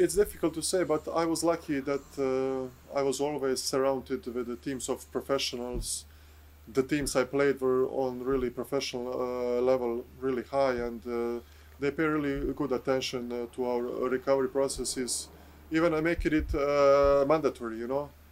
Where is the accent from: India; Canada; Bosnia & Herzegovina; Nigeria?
Bosnia & Herzegovina; English is a second language; moved away as an adult; also born or lived in Serbia / Krasnoyarsk, Russia / France / Berlin, Germany; I started in my home country in uh, Bosnia with my first professional co- contract.